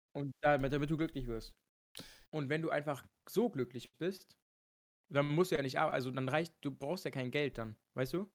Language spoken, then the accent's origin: German; Germany; mein Heimatland nie wieder zu verlassen, dass ich einfach Deutsch spreche